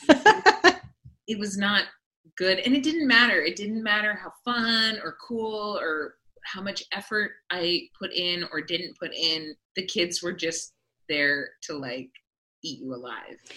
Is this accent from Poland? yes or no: no; Vancouver Island, British Columbia, Canada; now in Toronto, Canada; I was born and raised on Vancouver Island, which is the other side of Canada over on the west coast